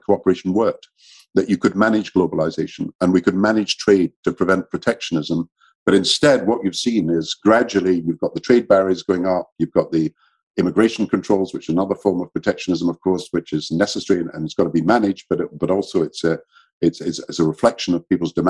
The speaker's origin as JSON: {"language": "English", "region": "Scotland", "country": "United Kingdom", "tie": "born or raised there", "said": "I'm Scottish and British"}